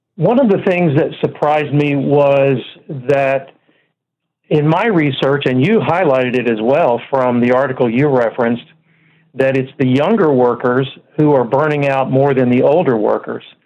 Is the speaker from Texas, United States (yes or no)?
yes; Dallas, Texas, United States; moved away as an adult; now in Oklahoma City, United States; I was born and raised in Dallas, Texas, and lived there most of my life, but we've been in Oklahoma City now for the last eight years